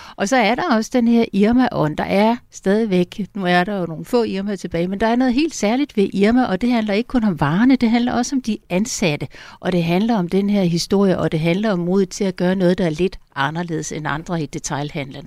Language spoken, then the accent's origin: Danish; Funen, Southern Denmark, Denmark; now in Copenhagen, Denmark; jeg er godt nok Fynbo af oprindelse, men altså har boet i København i 30 år